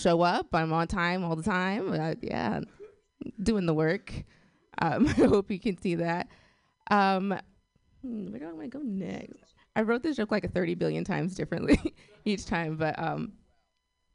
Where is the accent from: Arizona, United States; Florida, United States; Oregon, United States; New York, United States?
Oregon, United States; Portland; I'm from Portland. Yeah, it's exciting. If you don't know about Portland, Portland's very white